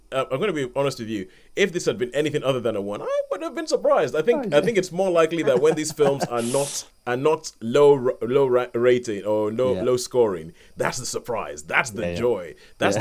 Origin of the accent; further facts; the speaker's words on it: Nigeria; I'm Nigerian